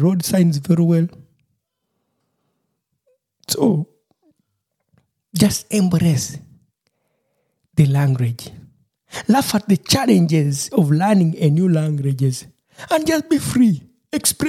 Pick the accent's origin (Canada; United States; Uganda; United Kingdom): Uganda; Busoga, Eastern Region; first language Lusoga; English is a second language; moved away as an adult; now in Germany; I'm a Musoga, coming from the eastern part of Uganda. We are called it Basoga, so we speak Lusoga